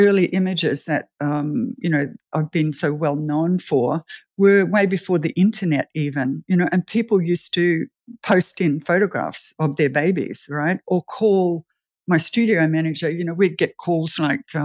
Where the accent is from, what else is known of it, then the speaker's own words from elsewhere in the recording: Australia; moved away; also born or lived in New Zealand; I'm Australian, but we lived in New Zealand for 18 years.